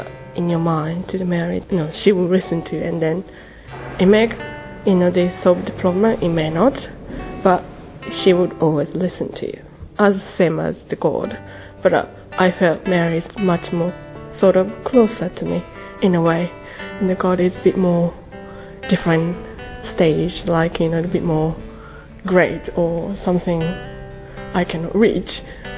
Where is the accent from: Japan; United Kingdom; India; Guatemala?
Japan; I'm from Japan, I'm 35